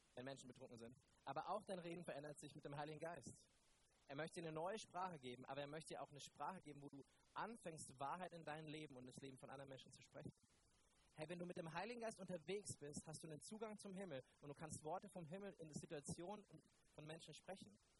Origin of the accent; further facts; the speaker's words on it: Neumarkt in der Oberpfalz, Bavaria, Germany; Ich komme ja aus Neumarkt. Ich bin dort Pastor der Ecclesia und Neumarkt ist ja noch im tieferen Bayern als Franken